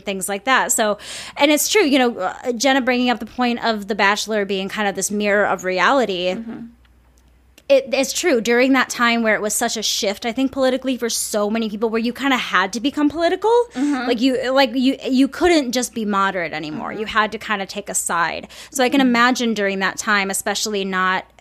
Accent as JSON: {"language": "English", "town": "St. Paul", "region": "Minnesota", "country": "United States", "said": "I'm from Minnesota. I mean, I'm from St. Paul"}